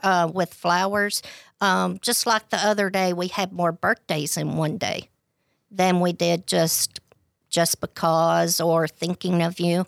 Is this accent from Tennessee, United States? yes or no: yes; DeKalb County, Tennessee, United States; I was born and raised in DeKalb County